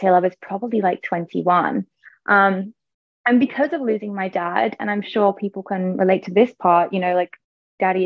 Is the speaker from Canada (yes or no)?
no; England, United Kingdom; moved away as an adult; also born or lived in Ibiza; I moved actually from England to Ibiza